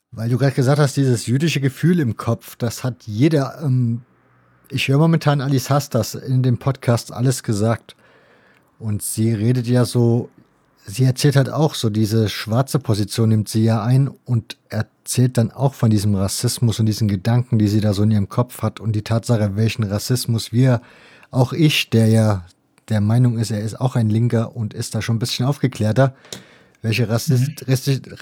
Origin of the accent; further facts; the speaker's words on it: Israel; Wenn man als Kind in Israel groß wird, kriegt man in der Schule dann diese Geschichte ausführlichst und vielleicht auch zu ausführlichst erzählt.